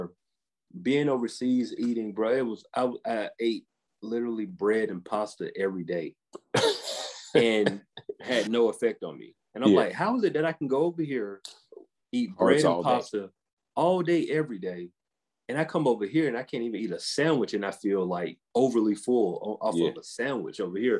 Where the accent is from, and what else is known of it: the South, United States